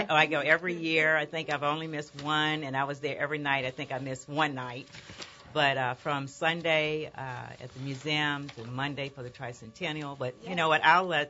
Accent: North Louisiana, United States; I remember being in the country in North Louisiana

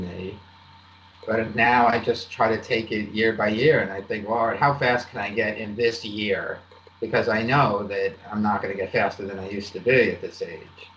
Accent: East Coast, United States; I grew up on the East Coast.

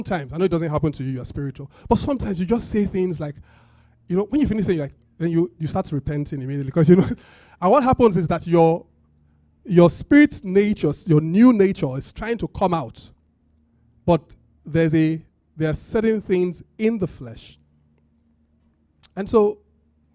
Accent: Benin City, Edo, Nigeria; I'm from Benin. My parents are both Benin people.

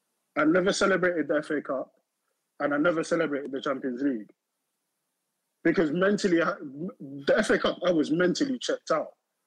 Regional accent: London, United Kingdom; I'm from Northwest. I'm from Northwest.

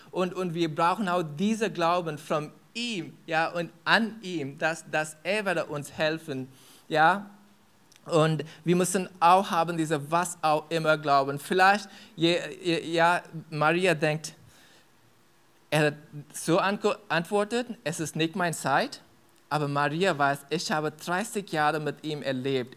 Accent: India; German is a second language; moved away; ich komme aus Indien

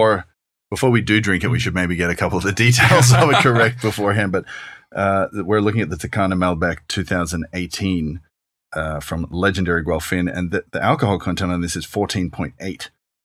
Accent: Australia; because as an Australian, I remember growing up drinking

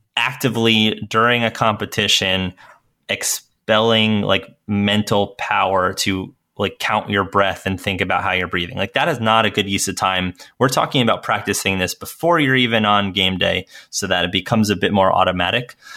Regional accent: Northeast, United States; I grew up in the Northeast

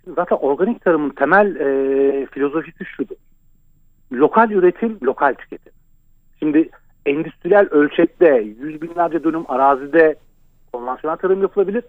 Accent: Ankara, Turkey; Ben e, Ankara'da büyüdüm.

